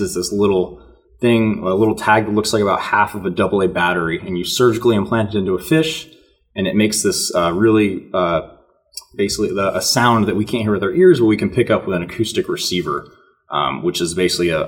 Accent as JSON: {"language": "English", "town": "Raleigh", "region": "North Carolina", "country": "United States", "tie": "born or raised there", "also_born_or_lived": "Montana", "said": "I was born in North Carolina. I grew up in Raleigh for my entire life"}